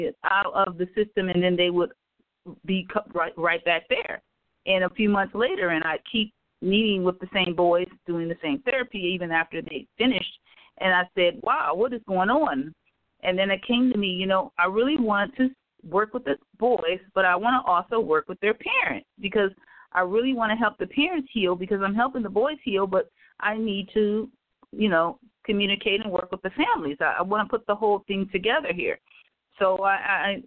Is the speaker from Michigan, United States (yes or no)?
yes; Detroit, Michigan, United States; moved away as an adult; now in Antelope Valley, United States; I am from Detroit, Michigan. I actually was a teacher in Detroit, Michigan, came here to California.